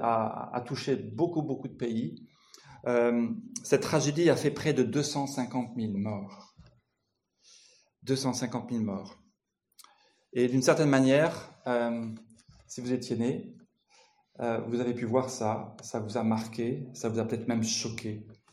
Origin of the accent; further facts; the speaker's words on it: France; je viens de France